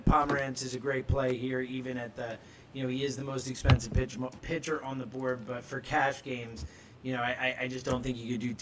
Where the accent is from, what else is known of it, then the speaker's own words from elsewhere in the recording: Philadelphia, Pennsylvania, United States; us Philadelphians are big Odubel fans